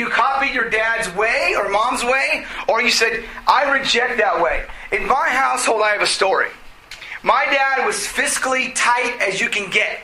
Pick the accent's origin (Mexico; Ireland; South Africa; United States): United States; we grew up in America